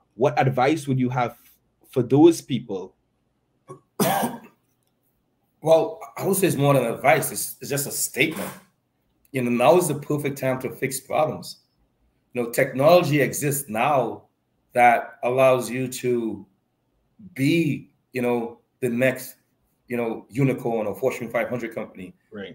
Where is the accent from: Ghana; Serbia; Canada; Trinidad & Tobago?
Trinidad & Tobago; Point Fortin; I'm from Point Fortin